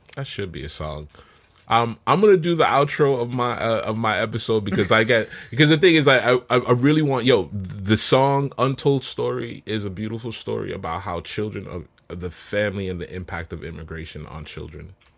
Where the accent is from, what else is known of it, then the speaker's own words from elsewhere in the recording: New York City, New York, United States; moved away as an adult; also born or lived in Jamaica; now in Seattle, United States; I was six, seven when I came here